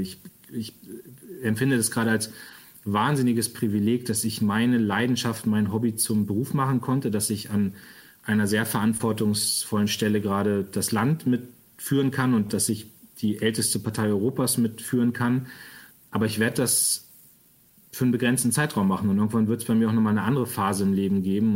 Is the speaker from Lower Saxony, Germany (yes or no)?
yes; Lower Saxony, Germany; als Niedersachse